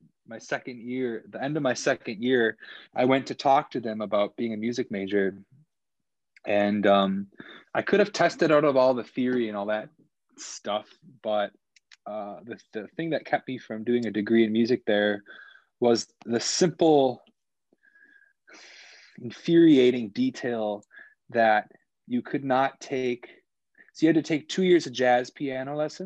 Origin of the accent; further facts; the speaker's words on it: Port Washington, Wisconsin, United States; also born or lived in Fredonia, Wisconsin / Milwaukee, Wisconsin; I am from Port Washington, Wisconsin, which is just north of Milwaukee. So I was literally born in Port Washington